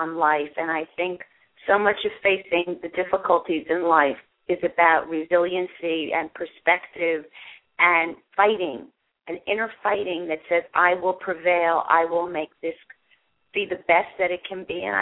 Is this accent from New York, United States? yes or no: yes; New York City, New York, United States; also born or lived in Germany; raised in New York City. I actually was born in Europe, in Germany, after the war.